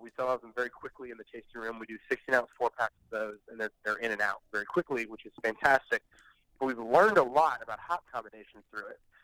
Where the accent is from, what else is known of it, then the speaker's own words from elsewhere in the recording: St. Petersburg, Florida, United States; also born or lived in Tennessee; I've been here for 20 plus years since pre middle school.